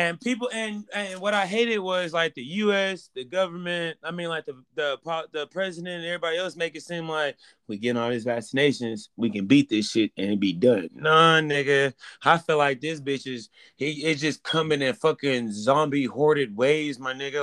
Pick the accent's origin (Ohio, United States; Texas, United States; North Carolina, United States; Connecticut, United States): Texas, United States; I'm from Texas